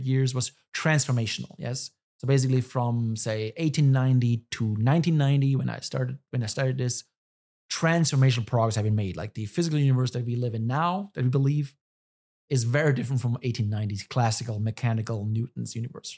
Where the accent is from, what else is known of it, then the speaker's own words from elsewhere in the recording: Germany; moved away as an adult; now in United States; I'm from Germany.